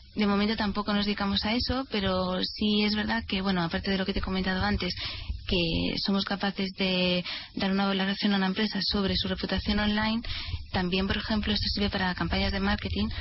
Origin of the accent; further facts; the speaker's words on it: Madrid, Community of Madrid, Spain; somos todos de Madrid